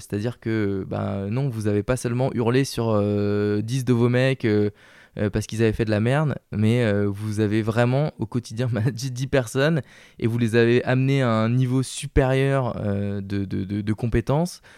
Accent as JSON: {"language": "French", "region": "the South", "country": "France", "accent": "southern", "said": "je parle avec l'accent du sud"}